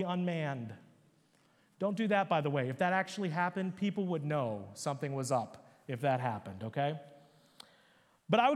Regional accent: Upper Marlboro, Maryland, United States; I was a little Hindu Indian kid, you know, growing up in Upper Marlboro, Maryland.

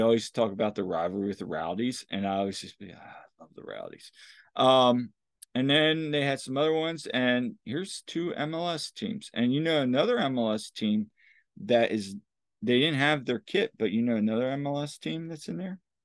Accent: Lancaster, Pennsylvania, United States; "Lancaster, Pennsylvania."

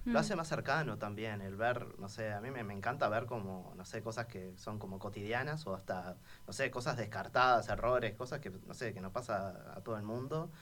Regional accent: Montevideo, Uruguay; Soy montevideano, sí, soy. haber nacido en, cerca del estadio María Michelle de Lazaroff de Danubio, en Jardín del Hipódromo

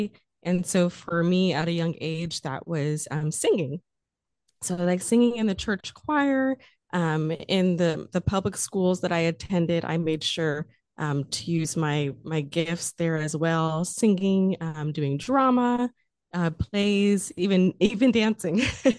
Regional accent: California, United States; Well, I grew up in the Central Valley.

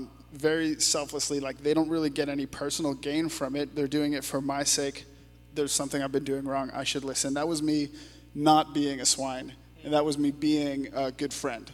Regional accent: Canada; as a Canadian

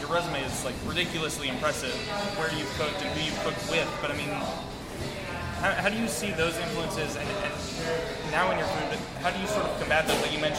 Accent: Utah, United States; now in Los Angeles, United States; I'm originally from Utah

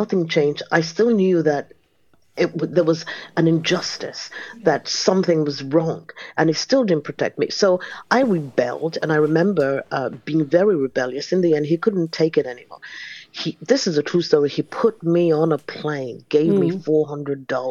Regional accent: Nigeria; moved away; I am a Nigerian-born disco artist, dance artist. I'm originally Nigerian. I was actually born there

